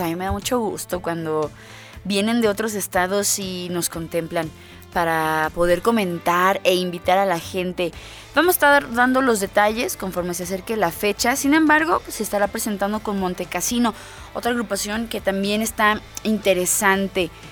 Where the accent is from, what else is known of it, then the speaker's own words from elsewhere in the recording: Mexico; a los mexicanos, miren, a la tierra que vayamos nos adaptamos